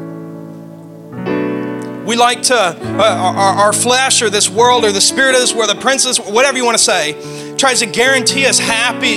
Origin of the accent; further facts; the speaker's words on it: the South, United States; I'm from the South